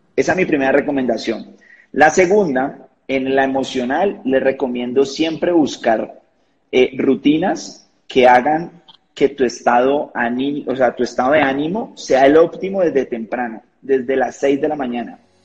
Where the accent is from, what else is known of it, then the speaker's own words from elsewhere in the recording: Cali, Valle del Cauca, Colombia; now in Bogotá, Colombia; soy de Colombia, de una ciudad que se llama Cali, una de las ciudades principales, sin embargo vivo en la capital, en Bogotá